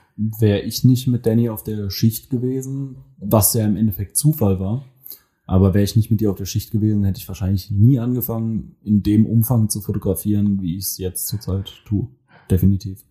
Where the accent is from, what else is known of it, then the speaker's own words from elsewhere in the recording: Mannheim, Baden-Württemberg, Germany; Ich komme aus Mannheim